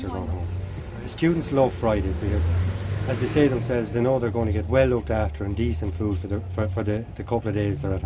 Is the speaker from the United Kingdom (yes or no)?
no; Kildare, Leinster, Ireland; moved away as an adult; now in Ballina, Ireland; I'm originally from Kildare